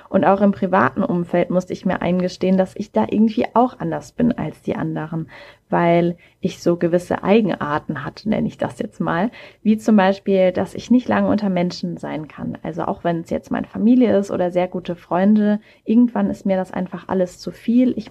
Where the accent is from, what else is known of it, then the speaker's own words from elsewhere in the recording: Mannheim, Baden-Württemberg, Germany; born there; now in Hamburg, Germany; Ich komme gebürtig aus Mannheim, wohne mittlerweile aber im wunderschönen Hamburg